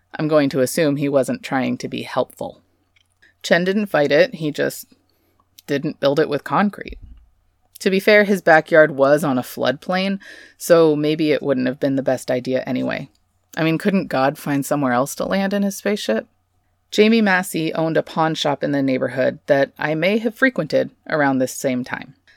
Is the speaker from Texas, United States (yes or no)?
yes; Texas, United States; I'm Texan, sort of raised in the Bible Belt here